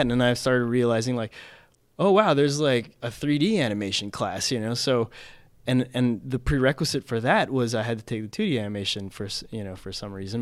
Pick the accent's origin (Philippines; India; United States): Philippines; I grew up in the Philippines